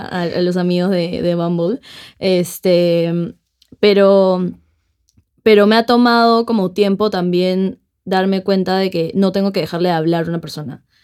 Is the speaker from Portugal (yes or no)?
no; Lima, Peru; somos peruanos, o sea, somos limeños